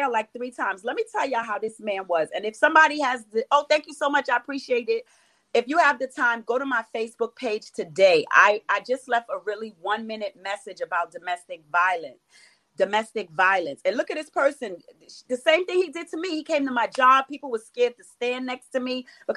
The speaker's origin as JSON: {"language": "English", "town": "New York City", "region": "New York", "country": "United States", "tie": "born or raised there", "also_born_or_lived": "Florida", "said": "growing up in East New York in the 80s"}